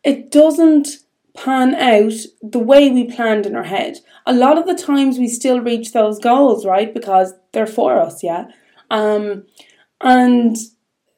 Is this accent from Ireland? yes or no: yes; Ireland; being Irish